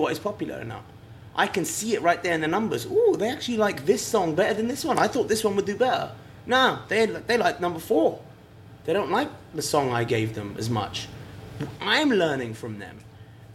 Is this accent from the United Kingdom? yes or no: yes; England, United Kingdom; moved away as an adult; I was fresh from England